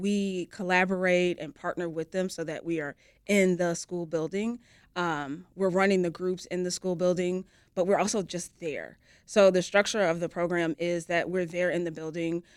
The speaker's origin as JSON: {"language": "English", "town": "Chicago", "region": "Illinois", "country": "United States", "tie": "born or raised there", "said": "I was born here in Chicago"}